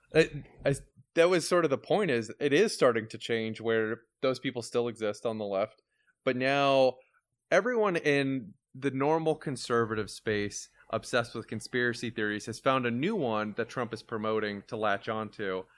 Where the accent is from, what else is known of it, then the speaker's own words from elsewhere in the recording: Florida, United States; I grew up in Florida, I'm thirty-two